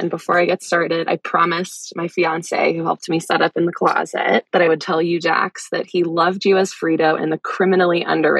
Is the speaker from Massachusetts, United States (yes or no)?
yes; Wellesley, Massachusetts, United States; So I grew up just outside of Boston, actually in the town where you got some great hospitality in Wellesley